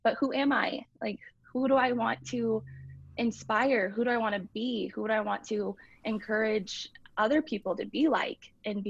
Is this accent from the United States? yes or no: yes; Nampa, Idaho, United States; also born or lived in Alabama / Kentucky / California / Utah; I played competitively here local in Boise, and I grew up in Nampa. So that is mostly where I lived and went to school. And then my dad is in the military. So I did live in Alabama, Kentucky, California, Utah, kind of all over the place.